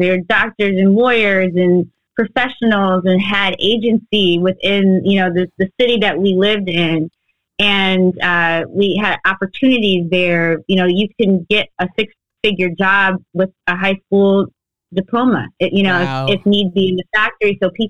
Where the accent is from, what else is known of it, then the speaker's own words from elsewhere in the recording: Detroit, Michigan, United States; moved away as an adult; now in Los Angeles, United States; I came out to LA, but I'm very much from the D, born and raised. I left for college and, but yeah, it is very much in my heart. I am, you know, there are moments where you will know that I'm from Detroit.